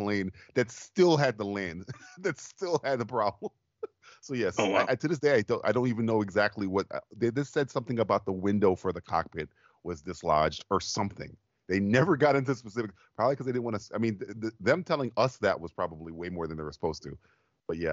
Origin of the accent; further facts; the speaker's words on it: Florida, United States; I'm from Florida